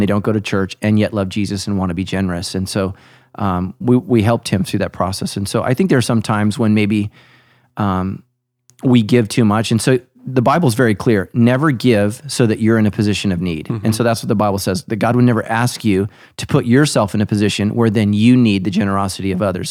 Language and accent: English; United States; as American Christians